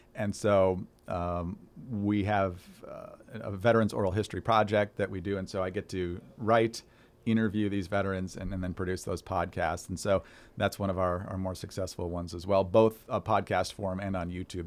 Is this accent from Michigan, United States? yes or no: yes; Upper Peninsula of Michigan, United States; when I was growing up in the Upper Peninsula of Michigan